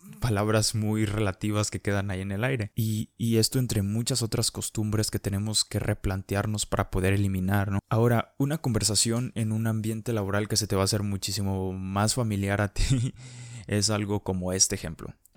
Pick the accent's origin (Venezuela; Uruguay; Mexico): Mexico; como mexicanos somos